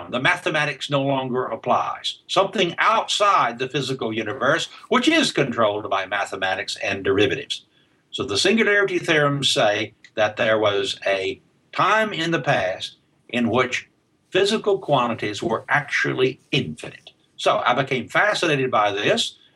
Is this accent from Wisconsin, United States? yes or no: no; Alabama, United States; accent: Southern; I, well, I was um, in, raised in uh, rural Alabama, um, there's still a remnant, at least, of my southern accent in the way I speak English.